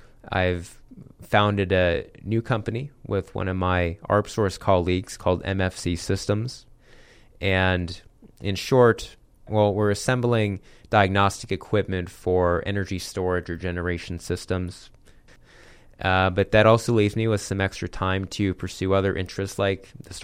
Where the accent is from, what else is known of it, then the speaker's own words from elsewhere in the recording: Phoenix, Arizona, United States; So I'm an Arizona native. I grew up here in Ahwatukee, kind of in the East Valley here in Phoenix.